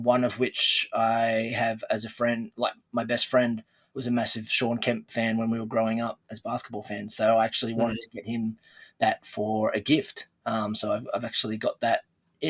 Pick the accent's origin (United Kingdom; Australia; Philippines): Australia; accent: Australian; as most people would know and probably tell from the accent, I'm from Australia